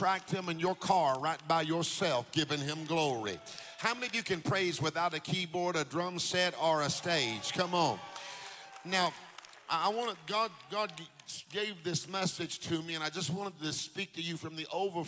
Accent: Jacksonville, Florida, United States; We used to live in Jacksonville. I went to Andrew Jackson. We lived there on Pearl Street

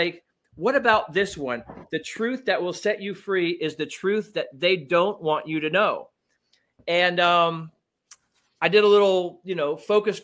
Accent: Miami, Florida, United States; I was raised in Miami

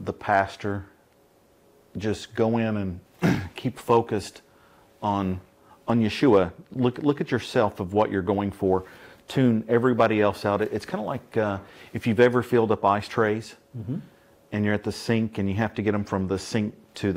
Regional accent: Northeast Tennessee, United States; I was raised in Northeast Tennessee

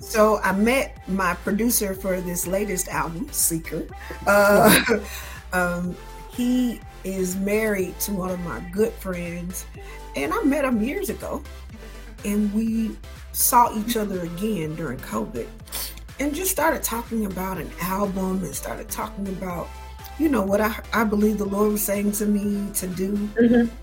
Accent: Atlanta, Georgia, United States; I am from Atlanta, born and raised

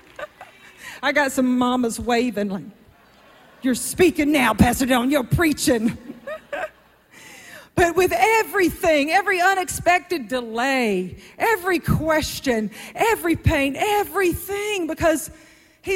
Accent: South Georgia, United States; I'm from South Georgia

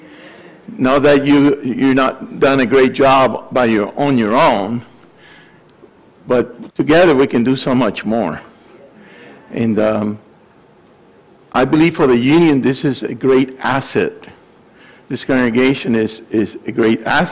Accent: Puerto Rico; now in Gainesville, United States; I came from Puerto Rico, studied at the University of Florida, became a faculty member there

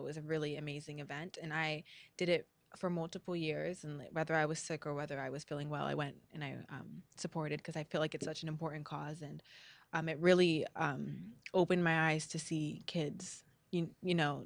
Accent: La Habra, California, United States; my La Habra roots

